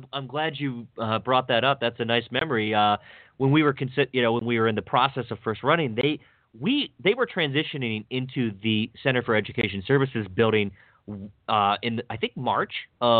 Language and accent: English; Dunirvin Drive, Washington County, Maryland, United States; where I grew up on Dunirvin Drive